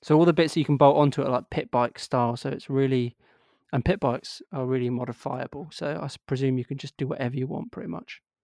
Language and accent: English; Yorkshire and the Humber, United Kingdom; I'm actually was born in Yorkshire